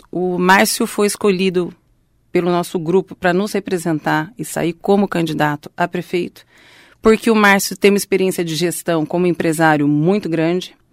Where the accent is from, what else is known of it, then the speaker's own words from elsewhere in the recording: Londrina, Paraná, Brazil; born there; Sou nascida em Londrina, minha família é toda de Londrina